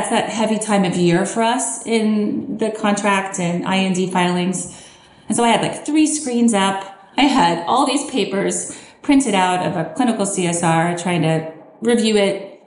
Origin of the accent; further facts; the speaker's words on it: Southern California, United States; moved away as an adult; also born or lived in Lawrence, Kansas / Philadelphia; now in Kansas, United States; I'm actually originally from Southern California.